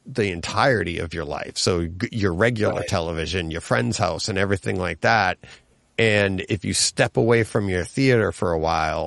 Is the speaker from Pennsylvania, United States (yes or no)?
no; Franklin, Massachusetts, United States; I grew up in Franklin